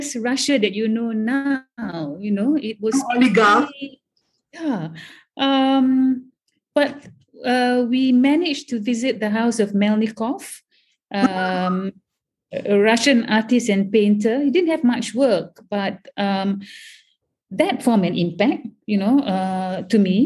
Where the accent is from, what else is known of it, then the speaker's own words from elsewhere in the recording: Malaysia; moved away as an adult; as Malaysian, coming from a totally vernacular environment